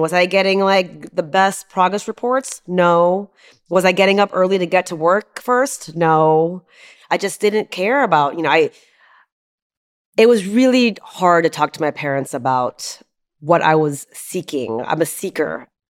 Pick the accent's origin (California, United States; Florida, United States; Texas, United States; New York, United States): Texas, United States; Houston; also born or lived in Charleston, West Virginia; I was born in Charleston, West Virginia. And I moved to Houston immediately after that when I was one.